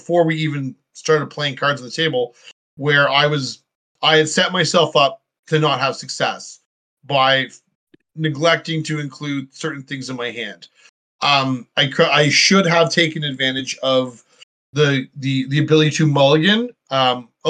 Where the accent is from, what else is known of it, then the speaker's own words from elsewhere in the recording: Canada; I'm from Canada